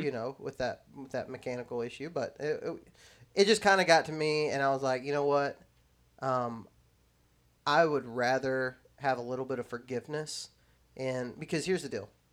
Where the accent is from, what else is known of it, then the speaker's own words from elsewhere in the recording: West Texas, United States; moved away; also born or lived in Alabama; I grew up there in Texas